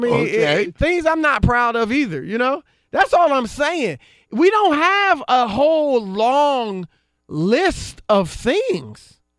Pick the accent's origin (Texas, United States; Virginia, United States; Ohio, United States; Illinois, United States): Ohio, United States; I mean, again, I'm from Ohio. I'm an Ohio State fan